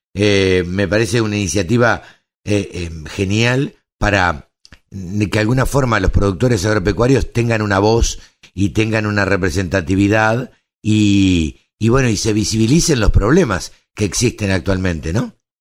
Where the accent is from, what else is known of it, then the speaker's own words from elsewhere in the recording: Maipú, Buenos Aires Province, Argentina; en Maipú, en mi pueblo